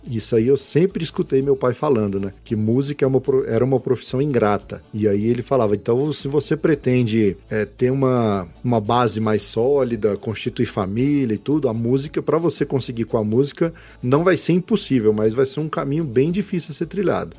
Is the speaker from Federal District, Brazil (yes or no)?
yes; Brasília, Federal District, Brazil; brasiliense, 41 anos de idade hoje, em 2020, nascido e criado aqui em Brasília